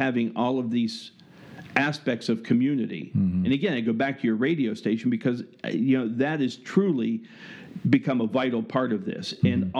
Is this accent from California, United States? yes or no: no; Pittsburgh, Pennsylvania, United States; moved away; I was born and raised in Pittsburgh